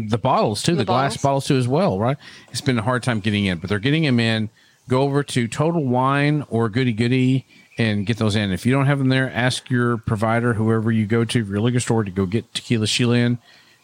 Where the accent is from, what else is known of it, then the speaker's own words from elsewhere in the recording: Texas, United States; I'm from Texas